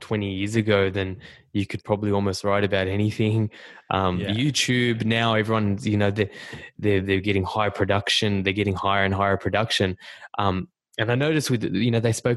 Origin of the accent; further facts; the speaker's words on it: Australia; accent: Australian; my Australian accent